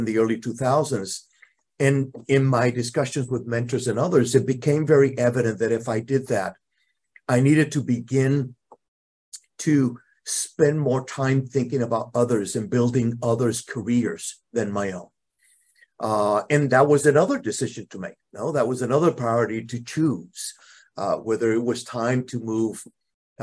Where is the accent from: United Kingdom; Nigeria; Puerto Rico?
Puerto Rico; moved away as an adult; I'm originally from Puerto Rico. I left Puerto Rico close to 40 years ago